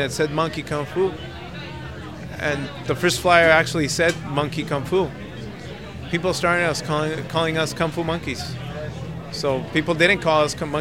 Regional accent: Tijuana, Baja California, Mexico; moved away as an adult; now in Los Angeles, United States; I'm from Tijuana originally. Right now I live in Los Angeles

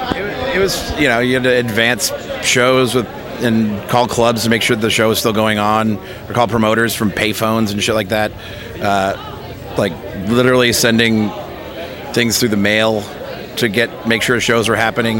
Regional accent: New Hampshire, United States; now in Los Angeles, United States; I grew up in New Hampshire

